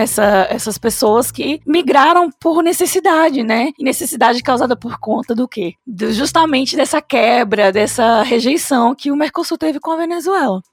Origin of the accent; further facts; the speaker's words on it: Brazil; eu gosto mesmo de me definir como latina, não como brasileira